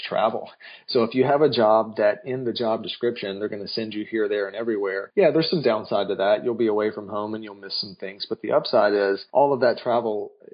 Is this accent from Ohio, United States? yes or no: no; North Carolina, United States; I grew up in North Carolina